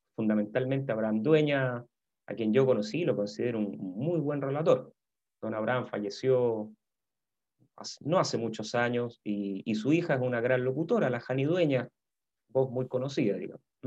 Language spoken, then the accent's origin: Spanish; Santiago, Santiago Metropolitan Region, Chile; also born or lived in Valdivia; yo nací en Santiago, eh, yo tengo 54 años. Em, me crié básicamente aquí en Santiago